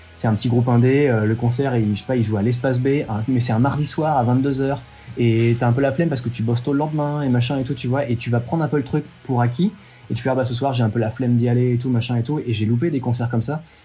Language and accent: French; France; on est français